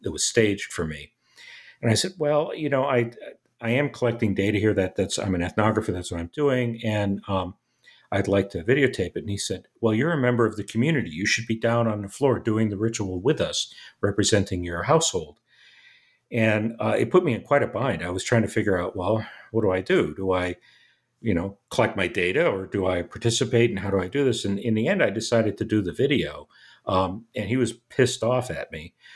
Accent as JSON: {"language": "English", "country": "United States", "said": "as an American"}